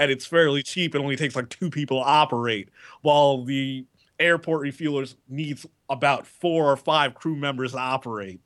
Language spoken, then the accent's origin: English; United States; being an American